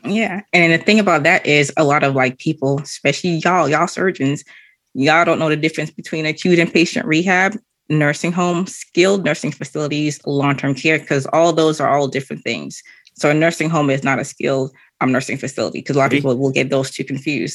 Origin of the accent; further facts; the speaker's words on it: Canada; moved away; also born or lived in Boston / Haiti; originally, I'm from Canada